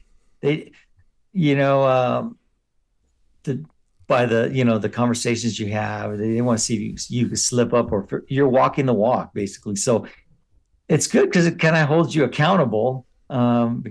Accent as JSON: {"language": "English", "town": "San Gabriel", "region": "California", "country": "United States", "tie": "born or raised there", "said": "I grew up in San Gabriel, named after Archangel Gabriel"}